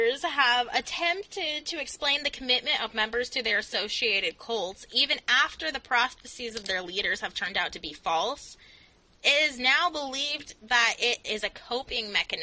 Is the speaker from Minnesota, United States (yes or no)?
no; Delta, Utah, United States; I could bash our hometown